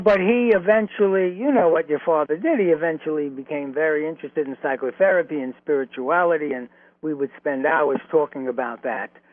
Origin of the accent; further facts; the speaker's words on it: New York City, New York, United States; also born or lived in Flatbush, Brooklyn; the apartment in Flatbush, even though we were raised in Williamsburg